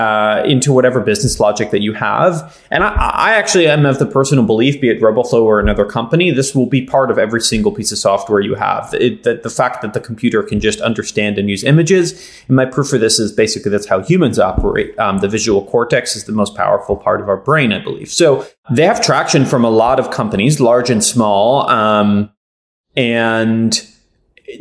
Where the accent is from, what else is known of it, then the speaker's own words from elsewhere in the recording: Israel; now in United States; I didn't grow up in the United States. I grew up in Israel.